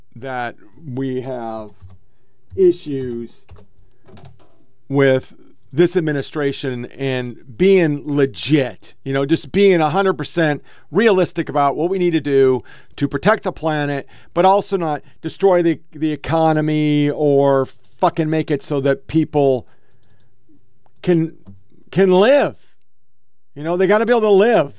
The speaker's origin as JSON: {"language": "English", "region": "Oregon", "country": "United States", "tie": "born or raised there", "said": "I was born and raised in Oregon"}